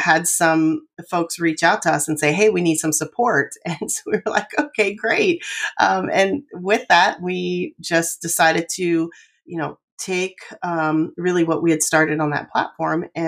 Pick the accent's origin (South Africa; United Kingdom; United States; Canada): United States; Athens County, Southeast Ohio; moved away as an adult; I am originally from Southeast Ohio, Athens County